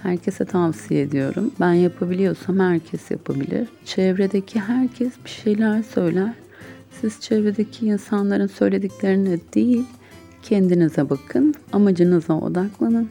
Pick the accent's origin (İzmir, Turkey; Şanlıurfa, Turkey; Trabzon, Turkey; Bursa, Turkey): İzmir, Turkey; İzmir Bornova doğumluyum.